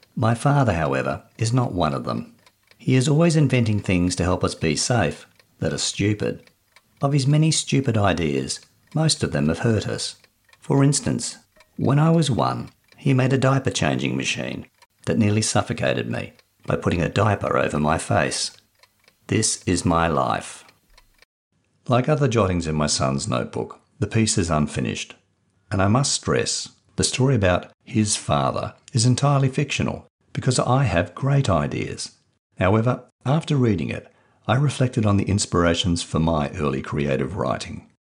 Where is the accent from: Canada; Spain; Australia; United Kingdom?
Australia; Perth, Western Australia; I grew up in Perth, Western Australia